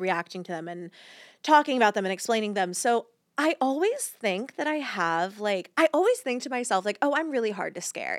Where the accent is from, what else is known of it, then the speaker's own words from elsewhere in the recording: Georgia, United States; I grew up in Georgia